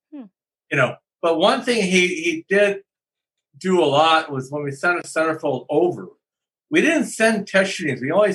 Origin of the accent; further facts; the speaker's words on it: Chicago, Illinois, United States; moved away as an adult; also born or lived in California; I'm from Chicago.